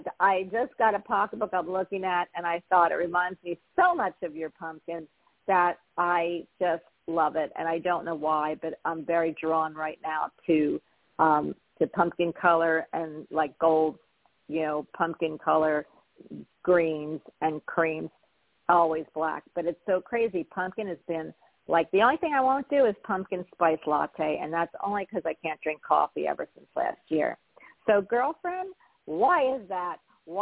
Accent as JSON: {"language": "English", "town": "Philadelphia", "region": "Pennsylvania", "country": "United States", "said": "I'm from Philly"}